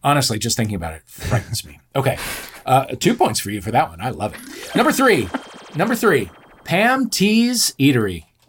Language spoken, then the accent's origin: English; St. Louis, Missouri, United States; moved away; also born or lived in Champaign, Illinois; I grew up in Saint Louis, Missouri